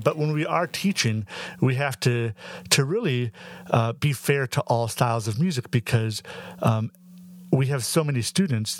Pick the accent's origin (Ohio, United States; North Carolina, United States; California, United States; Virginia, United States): Ohio, United States; Northwest; I'm from Northwest Ohio